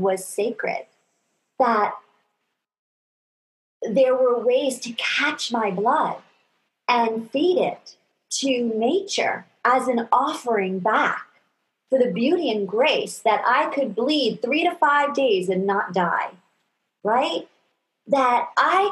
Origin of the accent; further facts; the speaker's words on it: New York, United States; I was raised in New York